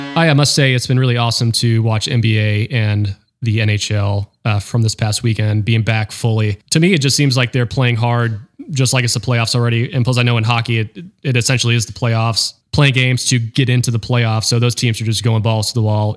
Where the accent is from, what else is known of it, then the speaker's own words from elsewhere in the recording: North Carolina, United States; also born or lived in Florida; I claim I'm from North Carolina